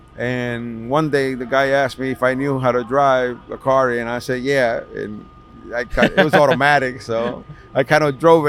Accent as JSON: {"language": "English", "town": "New York City", "region": "New York", "country": "United States", "tie": "born or raised there", "said": "I grew up in Washington Heights."}